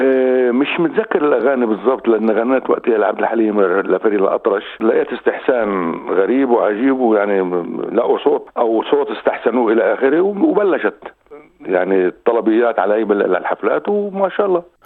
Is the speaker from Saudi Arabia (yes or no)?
no; Jerusalem, Palestine; moved away as an adult; also born or lived in Ein Karem / Jenin / Amman / Aqaba; now in Sydney, Australia; أنا من بلدة عين كارم اللي هي قضاء القدس فطبعا آه، ترعرعت بالقدس وكبرت